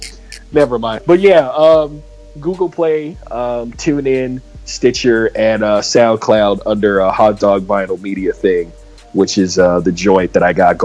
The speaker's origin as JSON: {"language": "English", "town": "San Diego", "region": "California", "country": "United States", "said": "I'm from San Diego."}